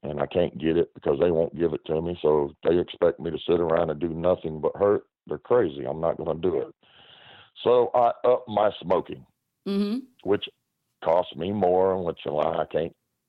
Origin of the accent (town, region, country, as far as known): United States; born or raised there